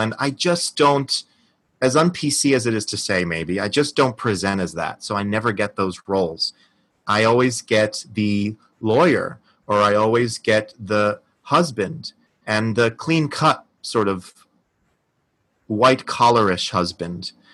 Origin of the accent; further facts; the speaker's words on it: New Jersey, United States; now in New York, United States; I was born and raised in New Jersey by a Spanish mother and a Portuguese father.